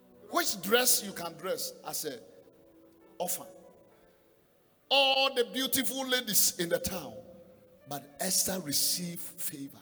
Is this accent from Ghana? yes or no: yes; Ghana; as a Ghanaian, I pay $50. Why? I am a citizen